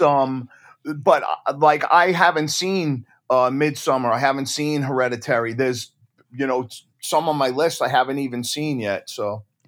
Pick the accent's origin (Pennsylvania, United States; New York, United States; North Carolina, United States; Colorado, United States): New York, United States; Deer Park; my hometown in Deer Park, Long Island